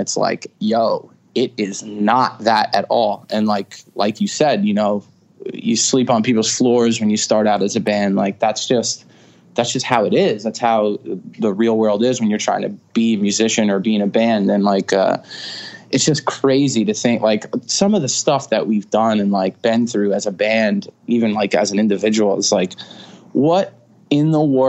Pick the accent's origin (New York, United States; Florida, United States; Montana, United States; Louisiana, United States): New York, United States; Stony Brook; I was born in Stony Brook. It's in Suffolk County on Long Island. And, you know, I'm born and raised in Long Island.